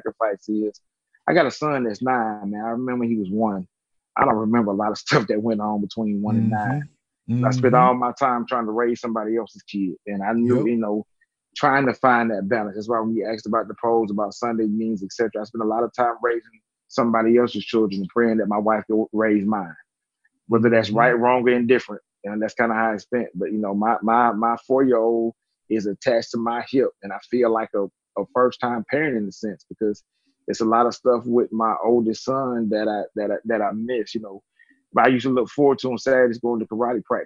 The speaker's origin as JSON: {"language": "English", "area": "DeKalb County", "region": "Georgia", "country": "United States", "tie": "born or raised there", "also_born_or_lived": "Gwinnett County, Georgia", "said": "the zip code I grew up in DeKalb County is the hardest hit zip code in DeKalb County. The zip code I live in Gwinnett County"}